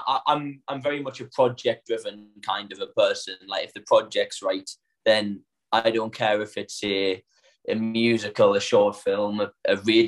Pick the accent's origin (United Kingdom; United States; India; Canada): United Kingdom; Northern England; accent: northern; now in London, United Kingdom; one thing that my training and then moving down to London taught me was that my accent is my USP.